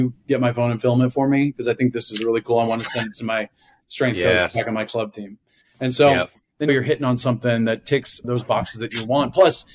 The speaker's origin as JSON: {"language": "English", "country": "United States", "also_born_or_lived": "China / Netherlands / Germany", "moved": "as an adult", "said": "being an American coach in the Netherlands"}